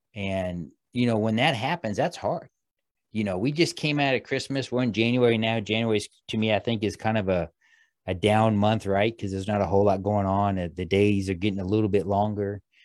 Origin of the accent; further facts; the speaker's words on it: Midwest, United States; I grew up in the Midwest.